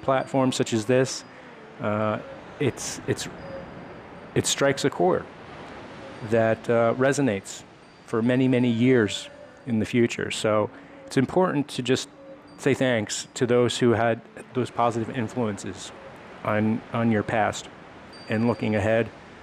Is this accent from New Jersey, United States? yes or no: yes; Monroe Township, New Jersey, United States; moved away as an adult; now in Maryland, United States; I grew up, born and raised in Monroe Township, New Jersey